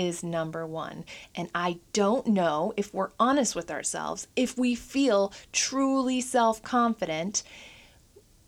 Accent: Minnesota, United States; now in Portland, United States; I'm from Minnesota

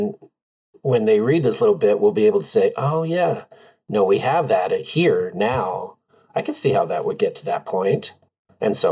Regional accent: Pacific Northwest, United States; I grew up here in the Pacific Northwest

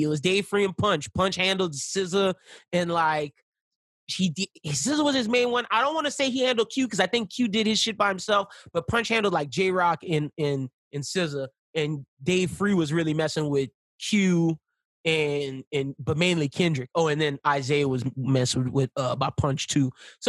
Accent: Louisiana, United States; I'm from Louisiana.

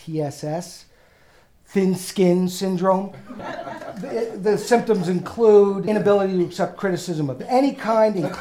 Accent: New York City, New York, United States; accent: New York; moved away as an adult; also born or lived in Evanston, Illinois / Los Angeles / Boston; now in Iowa, United States; I am a New York Jewish guy

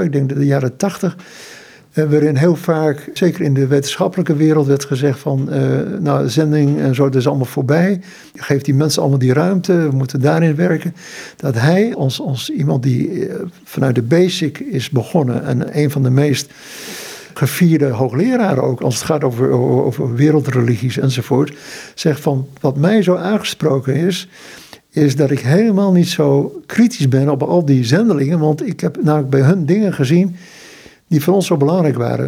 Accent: Netherlands; moved away as an adult; also born or lived in Indonesia / Haiti; ons als Nederlanders

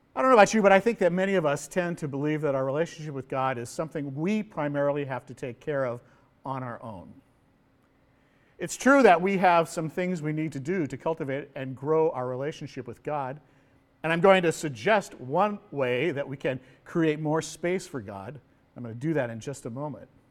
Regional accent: Pasadena, California, United States; moved away as an adult; now in Honolulu, United States; I was born and raised in California

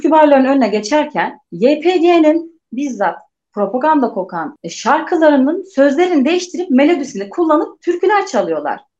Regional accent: Turkey; Ben de söylüyorum evet ben hani Türk'üm, işte buralıyım vesaire.

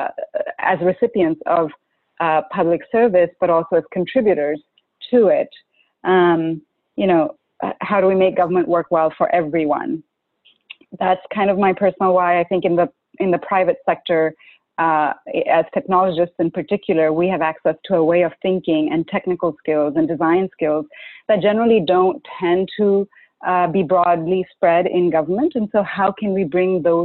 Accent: Karachi, Sindh, Pakistan; I grew up in Pakistan, and growing up in a country like Pakistan

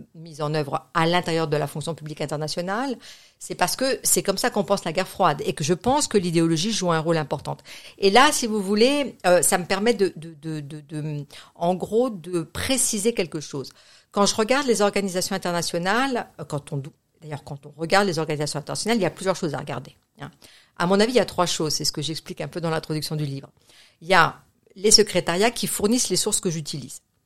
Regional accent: France; moved away as an adult; also born or lived in Geneva, Switzerland / United States; j'ai grandi en France

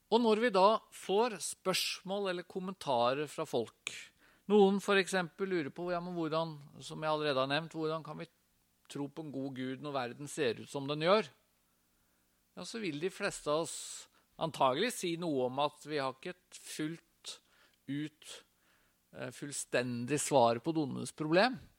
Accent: Tønsberg, Vestfold, Norway; Jeg er fra Tønsberg, gikk på Tønsberg gymnas

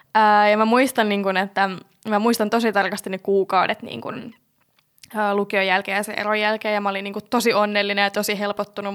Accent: Jyväskylä, Central Finland, Finland; moved away; mä oon alun perin siis Jyväskylästä kotoisin

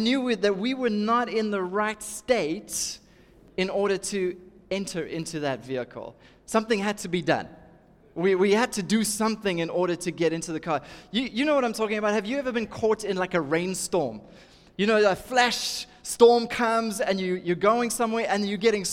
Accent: Durban, KwaZulu-Natal, South Africa; I'm from Durban

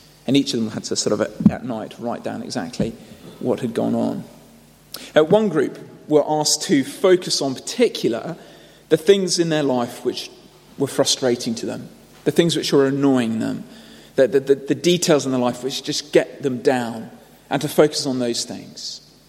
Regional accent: United Kingdom; Now, we might dismiss this as not really very necessary. We might say, well, my culture, I'm British, we might say my culture is a little bit this way inclined.

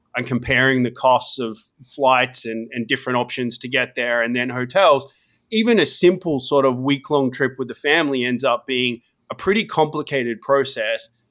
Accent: Australia; moved away as an adult; also born or lived in Sydney; now in United States; I grew up in Australia, studied I T

